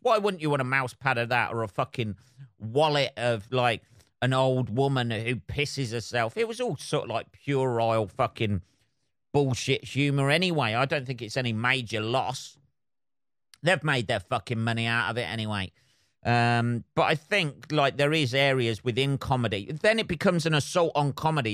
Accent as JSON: {"language": "English", "country": "United Kingdom", "said": "I'm British"}